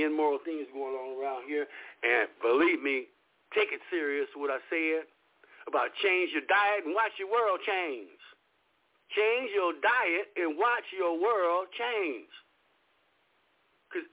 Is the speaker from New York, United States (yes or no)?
no; Los Angeles, California, United States; I was raised in Los Angeles in South Central L.A.